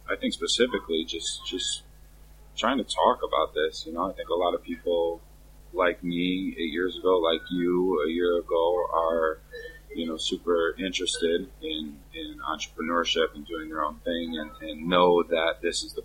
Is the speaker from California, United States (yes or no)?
no; Chicago, Illinois, United States; moved away as an adult; also born or lived in Miami, Florida / South Florida; now in China; I'm from Chicago. I grew up there for 19 years